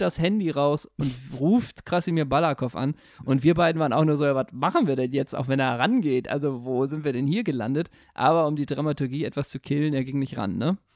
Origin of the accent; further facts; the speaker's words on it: Germany; Als Deutscher